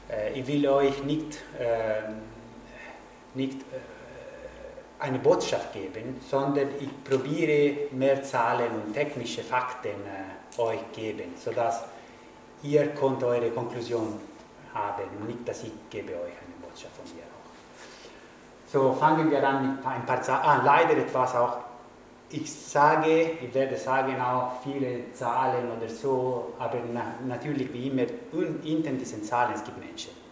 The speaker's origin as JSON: {"language": "German", "country": "Italy", "second_language": "German", "said": "ich kann auch sagen, ich bin Italiener, dass es gibt auch viele Leute, die in Italien kommen"}